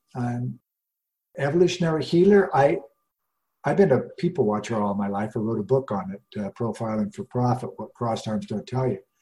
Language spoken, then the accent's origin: English; Rocky Mountains, United States; I grew up in the Rocky Mountains